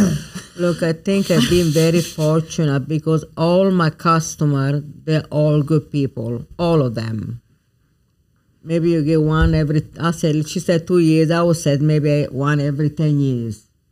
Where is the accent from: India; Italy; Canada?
Italy; moved away as an adult; now in Baton Rouge, United States; growing up in Italy was just then get married very young, move here, I have two beautiful kids